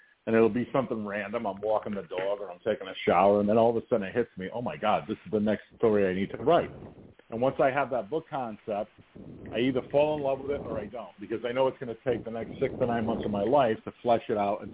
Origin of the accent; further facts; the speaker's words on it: New England, United States; I come from New England